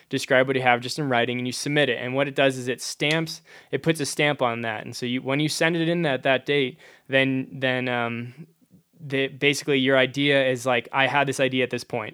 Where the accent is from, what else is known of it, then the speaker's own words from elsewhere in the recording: Hazelhurst, Wisconsin, United States; moved away as an adult; also born or lived in New Hampshire; now in Durango, United States; I grew up in rural Wisconsin, uh, in a town called Hazelhurst